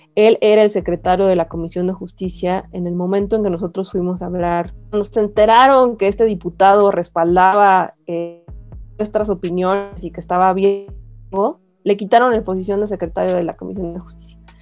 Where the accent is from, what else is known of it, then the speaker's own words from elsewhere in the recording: Mexico; ciudadanos mexicanos que votamos por nuestros representantes